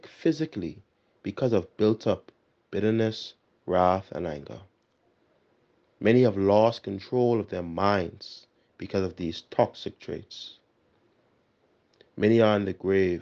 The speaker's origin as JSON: {"language": "English", "town": "Nassau", "region": "New Providence", "country": "Bahamas", "moved": "as an adult", "lives_now": "Barbados", "said": "I am from the Parish of St. Gregory the Great, located on Carmichael Road, New Providence."}